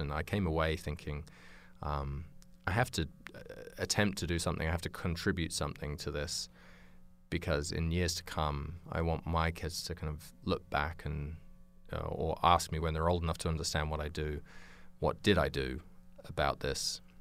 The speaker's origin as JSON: {"language": "English", "country": "United Kingdom", "tie": "born or raised there", "also_born_or_lived": "New Zealand", "moved": "as an adult", "said": "originally, uh, I grew up in England, in, um, just outside London"}